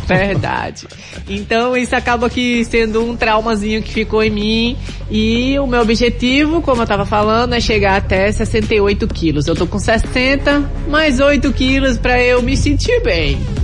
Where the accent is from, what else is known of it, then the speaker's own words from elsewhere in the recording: Taquaritinga do Norte, Pernambuco, Brazil; Eu sou de Taquaritinga do Norte